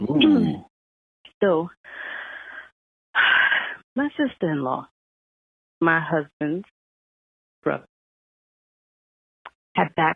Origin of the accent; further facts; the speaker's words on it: New York, United States; accent: New York; I'm from New York